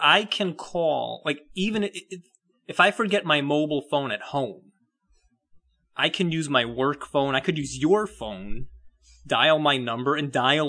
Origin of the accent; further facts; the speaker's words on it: United Kingdom; I'm a British guy. I have no idea.